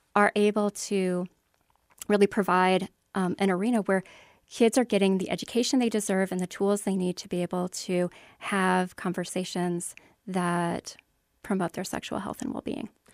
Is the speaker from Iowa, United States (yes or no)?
yes; Iowa, United States; born and raised in Iowa